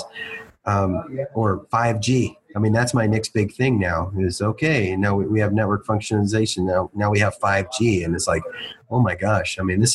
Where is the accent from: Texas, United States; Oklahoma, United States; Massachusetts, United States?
Texas, United States; McAllen; I grew up in McAllen, Texas, is where I went to high school